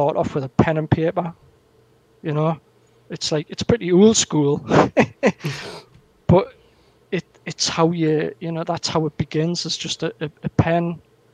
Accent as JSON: {"language": "English", "area": "the Northeast", "region": "North East England", "country": "United Kingdom", "tie": "born or raised there", "said": "my hometown where I am in the Northeast. We've got so much heritage here"}